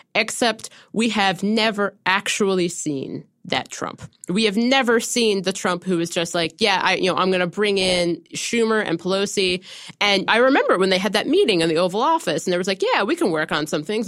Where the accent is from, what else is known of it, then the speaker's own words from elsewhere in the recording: Ohio, United States; growing up in Ohio in two thousand four